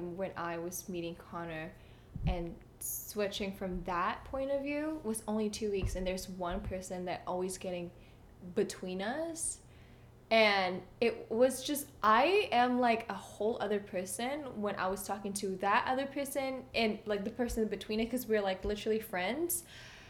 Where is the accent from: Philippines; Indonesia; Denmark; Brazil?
Indonesia; moved away; I was in Indonesia